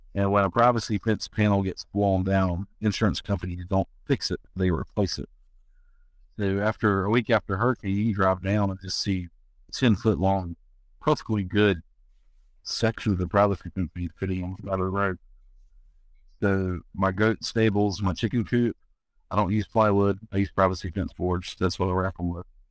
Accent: North Carolina, United States; moved away as an adult; also born or lived in Louisiana (Cajun country); I was born and raised in North Carolina, uh, foothills of the Appalachian Mountains

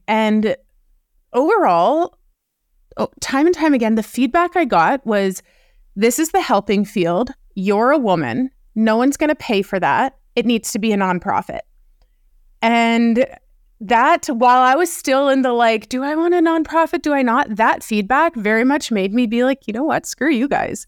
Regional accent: Canada; also born or lived in Wyoming; I'm Canadian, so I was living in Wyoming when I co-founded Uprising, and then I ended up moving back to Canada.

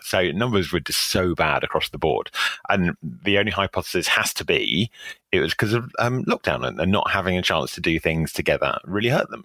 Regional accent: England, United Kingdom; I'm, I'm an Englishman

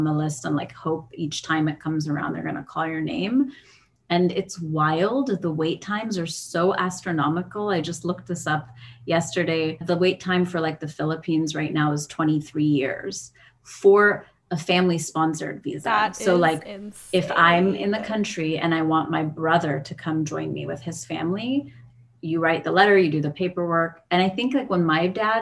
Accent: San Diego, California, United States; I was born and raised in San Diego.

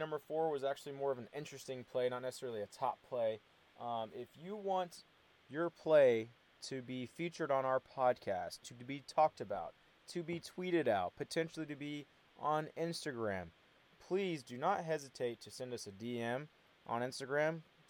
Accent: Alabama, United States; also born or lived in La Crosse, Wisconsin; we moved around a good bit before we got settled in Bama, and I was actually born in La Crosse, Wisconsin. I was only there for 1 year and then lived the rest of my life in Alabama.

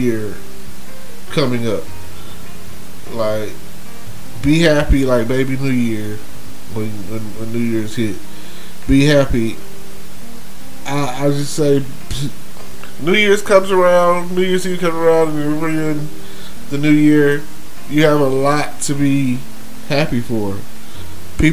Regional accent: Texas, United States; I'm from Texas

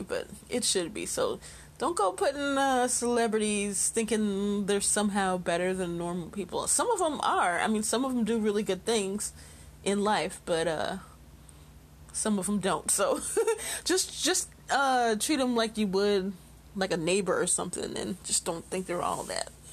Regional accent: Chicago, Illinois, United States; Chicago, my hometown

